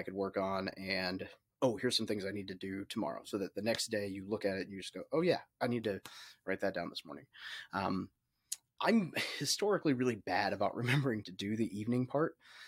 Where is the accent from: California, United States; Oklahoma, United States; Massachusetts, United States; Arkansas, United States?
Arkansas, United States; Little Rock; I grew up in Little Rock, Arkansas, or outside of Little Rock, Arkansas